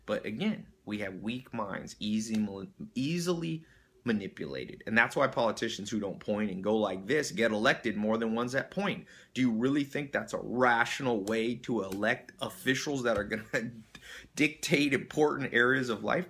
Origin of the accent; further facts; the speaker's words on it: Long Beach, California, United States; I was born in Long Beach.